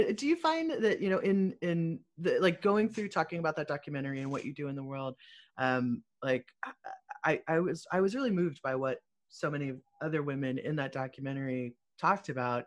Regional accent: Muskegon, Michigan, United States; I was born in Muskegon

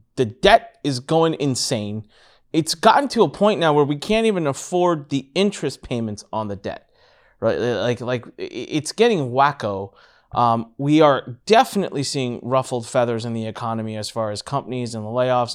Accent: India; I'm Indian, and so obviously I have a little bit of a, a head start advantage there, and I can speak the natural, like, speak the language

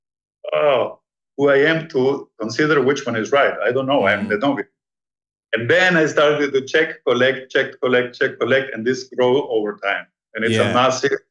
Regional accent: Peru; now in Panama; I was born in Peru

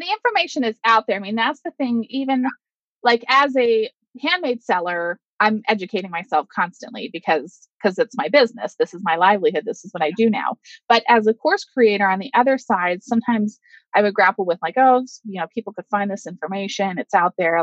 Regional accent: Pittsburgh, Pennsylvania, United States; I am from Pittsburgh, Pennsylvania

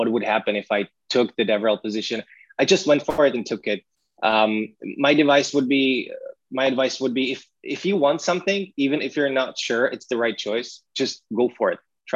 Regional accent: Brno, South Moravian Region, Czechia; English is a second language; my hometown in Brno

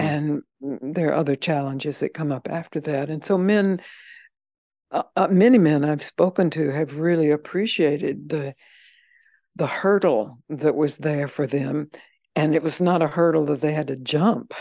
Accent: the South, United States; I'm from the South

